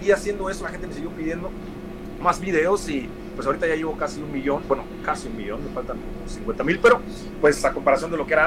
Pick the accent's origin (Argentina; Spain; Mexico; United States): United States; De que soy una persona que creció en la calle y que sé cómo hablar como los afroamericanos, crecí en Estados Unidos